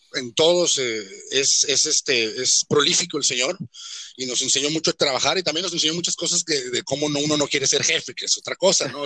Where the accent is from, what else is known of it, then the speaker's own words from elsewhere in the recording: Mexico; todos somos mexicanos